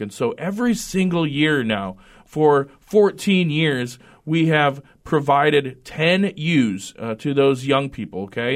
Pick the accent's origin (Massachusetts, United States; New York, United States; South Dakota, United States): South Dakota, United States; Redfield; moved away as an adult; also born or lived in Fort Collins, Colorado; now in North Dakota, United States; I grew up in South Dakota, uh, graduated from the Northeast part